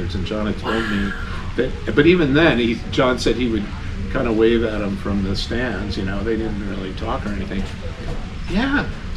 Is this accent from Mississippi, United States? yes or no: no; Glen Rock, New Jersey, United States; The first film I made was at Glen Rock High School, actually middle school, eighth grade.